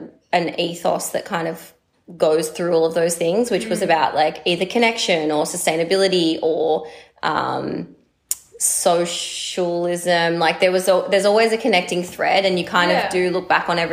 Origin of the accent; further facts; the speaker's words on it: Byron Bay, New South Wales, Australia; moved away as an adult; also born or lived in Melbourne / Sydney; I grew up here in Byron Bay. I only moved back home 2 years ago after 10 years away.